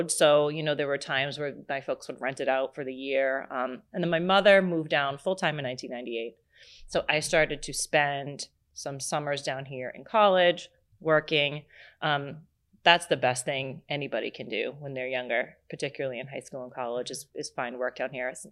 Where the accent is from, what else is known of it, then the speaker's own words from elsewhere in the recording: Massachusetts, United States; And my mother was born and raised on Cape Cod and they they met down here.